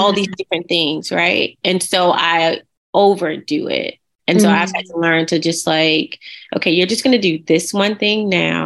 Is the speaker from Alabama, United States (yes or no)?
yes; Montgomery, Alabama, United States; I'm actually from Montgomery, Alabama